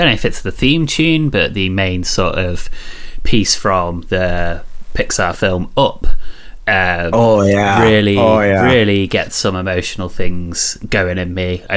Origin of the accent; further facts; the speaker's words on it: Coventry, West Midlands, United Kingdom; my hometown of Coventry